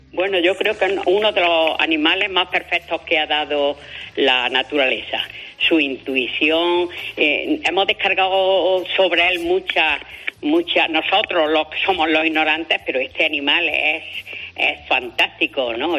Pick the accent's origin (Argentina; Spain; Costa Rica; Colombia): Spain; soy el único español que ha salido en el programa de naturaleza de Olivia Newton-John